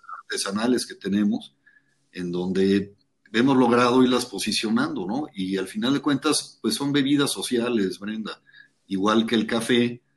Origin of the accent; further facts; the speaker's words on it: Tapachula, Chiapas, Mexico; also born or lived in Mexico City; yo nací en la Ciudad de México. Mi mamá, este, en esa época, pues vivía en la finca, aquí en Tapachula, en Argovia. Y por tema de hospitales, probablemente decidió que mejor en la Ciudad de México. Nací allá, pero toda mi infancia la pasé en la finca